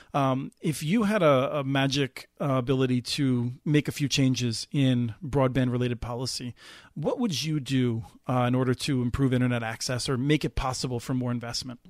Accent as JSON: {"language": "English", "region": "East Coast", "country": "United States", "tie": "born or raised there", "moved": "as an adult", "lives_now": "Minnesota, United States", "said": "grew up on the East Coast and, um, has lived in Minnesota for more than twenty-five years"}